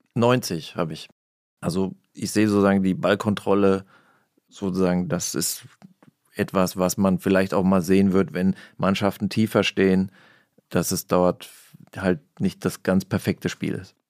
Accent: Hesse, Germany; ich komme aus Hessen

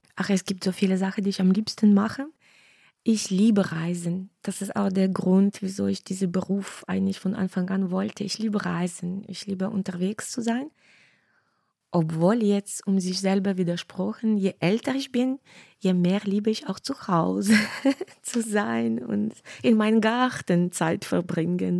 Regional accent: Western Ukraine, Ukraine; German is a second language; moved away as an adult; now in Cologne, Germany; ich bin in Westen Ukraine aufgewachsen

